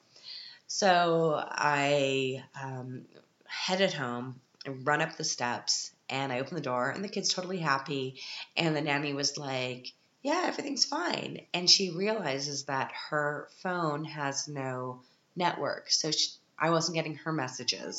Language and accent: English; Canada; now in Europe; as a Canadian living in Europe